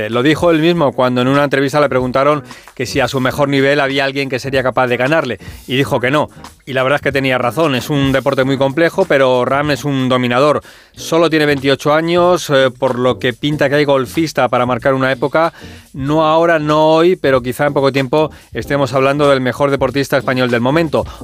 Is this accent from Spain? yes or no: yes; Spain; Como español que vengas y de verdad te creas que aquí hay algo especial para españoles